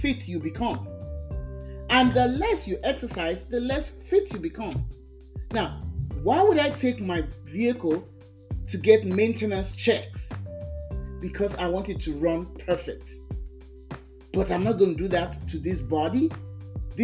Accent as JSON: {"language": "English", "region": "Lagos", "country": "Nigeria", "moved": "as an adult", "lives_now": "United States", "said": "when I was walking the streets of Lagos, Nigeria, catching the bus"}